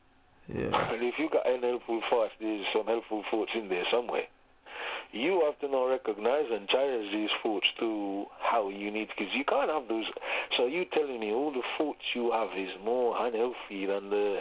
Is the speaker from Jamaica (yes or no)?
yes; Jamaica; moved away; growing up in Jamaica